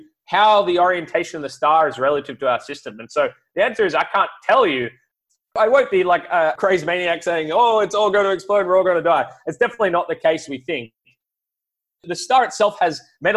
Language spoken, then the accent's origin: English; Australia; as an Australian